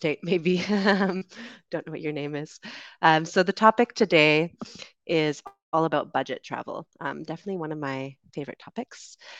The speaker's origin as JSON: {"language": "English", "country": "Canada", "said": "I'm from Canada, currently traveling in the Dominican Republic"}